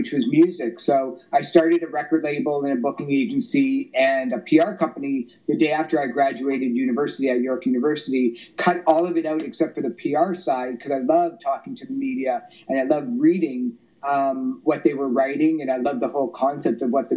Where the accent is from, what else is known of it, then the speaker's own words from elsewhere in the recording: Toronto, Ontario, Canada; I grew up in Toronto